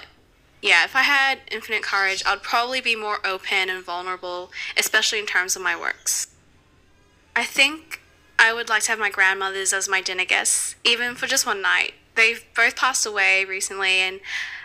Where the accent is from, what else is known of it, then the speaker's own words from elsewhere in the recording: Philippines; now in Australia; I am a Filipina immigrant living in Australia